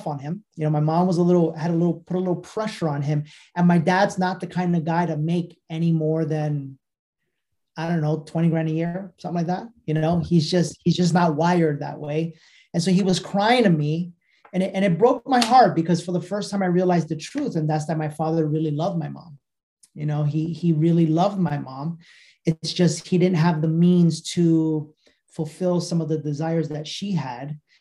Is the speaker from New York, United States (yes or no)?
yes; New York City, New York, United States; I grew up in New York City